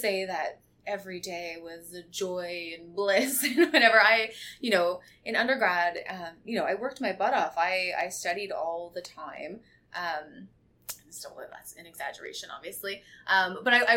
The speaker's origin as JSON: {"language": "English", "town": "Barrie", "region": "Ontario", "country": "Canada", "also_born_or_lived": "Toronto", "moved": "as an adult", "said": "Living downtown Toronto, I'm from Barrie, and so I was excited just to come and live in Toronto, living in the dorm away from home"}